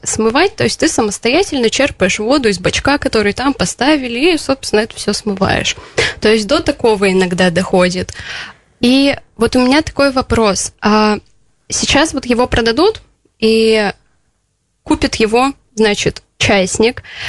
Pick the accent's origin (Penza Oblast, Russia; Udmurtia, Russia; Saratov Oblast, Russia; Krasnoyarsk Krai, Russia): Udmurtia, Russia; Votkinsk; also born or lived in Izhevsk; я уроженка города Воткинска, и я, в принципе, живу на два города, это Воткинск и Ижевск